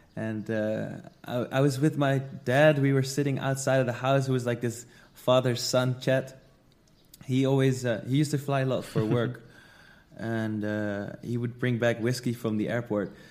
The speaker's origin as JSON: {"language": "English", "country": "Netherlands", "moved": "as an adult", "lives_now": "Bali, Indonesia", "said": "I'm from the Netherlands, but I live in Bali, Indonesia."}